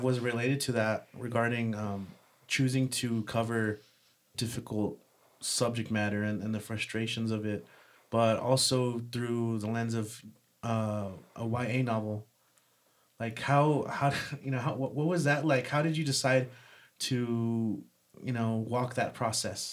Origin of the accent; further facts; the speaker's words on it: El Paso, Texas, United States; I was born here and I've lived here, you know, my whole life